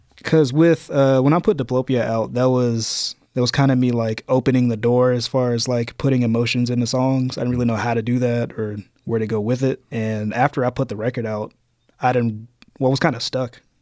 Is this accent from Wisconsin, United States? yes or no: no; Birmingham, Alabama, United States; from Birmingham